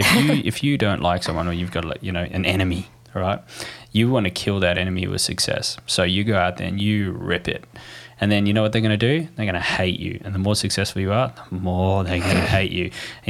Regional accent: South Africa; So I'm from South Africa.

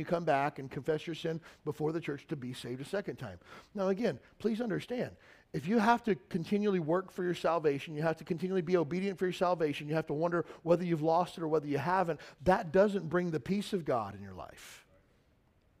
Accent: Western Kentucky, United States; now in Honolulu, United States; I grew up in Western Kentucky

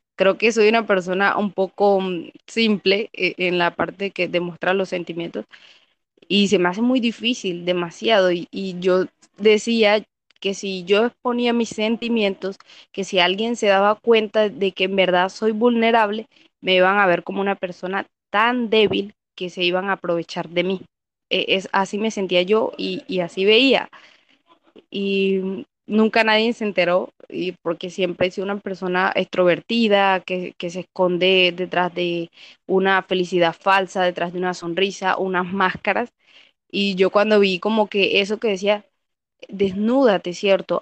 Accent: Caribbean coast, Colombia; soy de Colombia, de la parte de la costa.

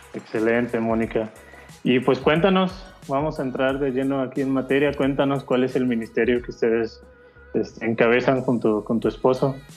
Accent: Mexico

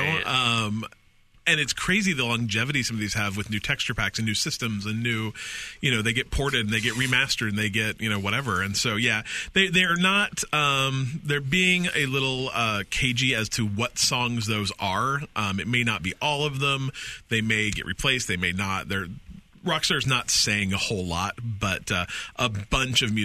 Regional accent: Utah, United States; I grew up in Utah.

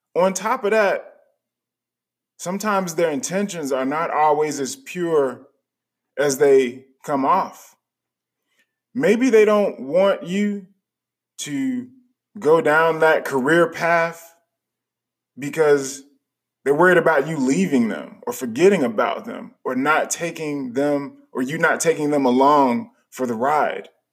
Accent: United States; also born or lived in Chicago, Illinois / Charlotte, North Carolina; the people that were around me when I was growing up in Chicago and in Charlotte

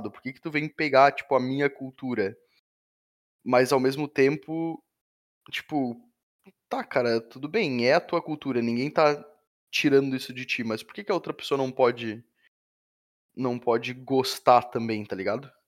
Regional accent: Brazil; É, talvez porque a gente é brasileiro

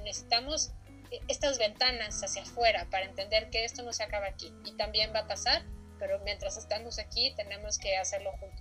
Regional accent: Mexico; tenemos como mexicanos

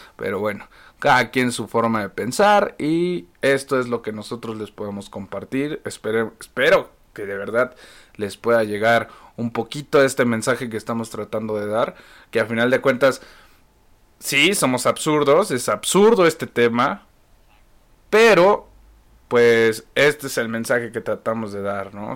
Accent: Mexico; siendo que somos mexicanos, el mismo país, vivimos las mismas crisis

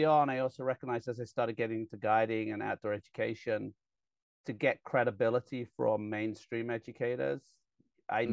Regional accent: England, United Kingdom; moved away; I got really lucky growing up in England

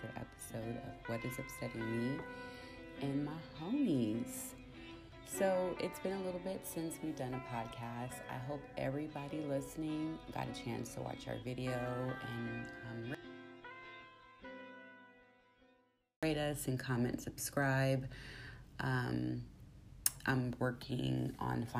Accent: Bay Area, California, United States; I am from the Bay Area

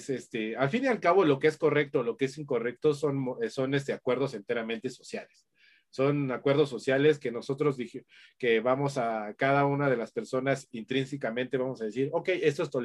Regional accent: Mexico; sobre todo como mexicanos, ¿no? Como mexicanos que somos la envidia

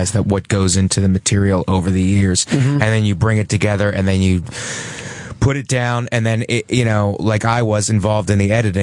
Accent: Youngstown, Ohio, United States; moved away; also born or lived in Cleveland / Philadelphia; I'm originally from Youngstown, Ohio

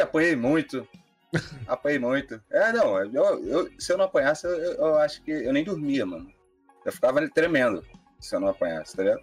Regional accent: Mesquita, Rio de Janeiro, Brazil; sou nascido e criado na Chatuba de Mesquita

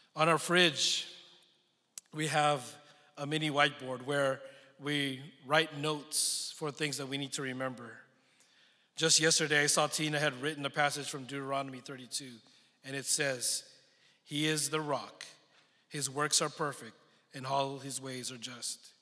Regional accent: San Francisco Bay Area, California, United States; also born or lived in Philippines / Texas; now in Dallas, United States; I was born in the Philippines, but grew up in the San Francisco Bay Area

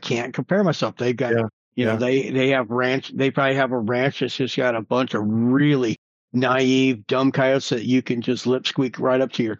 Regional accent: New Mexico, United States; Like, here in my hometown in New Mexico, you know, nationwide, I'm known as … with the … signature sounds

